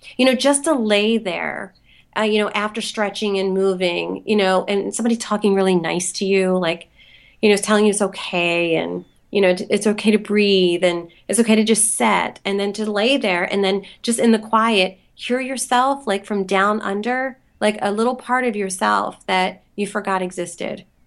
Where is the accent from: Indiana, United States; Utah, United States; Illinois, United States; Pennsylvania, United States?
Pennsylvania, United States; Philadelphia; moved away as an adult; also born or lived in Los Angeles; I grew up in Philly